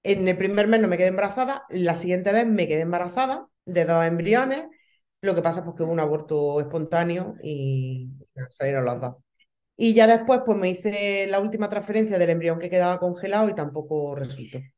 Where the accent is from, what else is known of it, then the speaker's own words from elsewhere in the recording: Baza, Andalusia, Spain; em, somos de un pueblo de, bueno, ya una ciudad, una ciudad de, de Granada, de Baza.